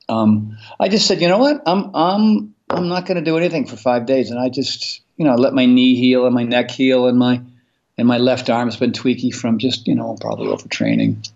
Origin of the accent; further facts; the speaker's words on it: East Coast, United States; moved away as an adult; now in California, United States; growing up on the East Coast in the 70s